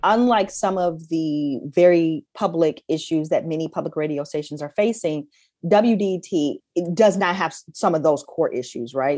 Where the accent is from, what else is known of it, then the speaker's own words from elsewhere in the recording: Detroit, Michigan, United States; growing up in Detroit, especially growing up in Detroit, at that time, like in the eighties and nineties